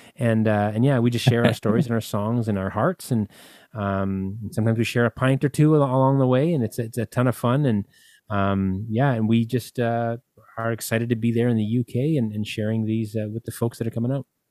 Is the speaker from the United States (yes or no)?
no; Winnipeg, Manitoba, Canada; a little place called Winnipeg, and that's where I'm from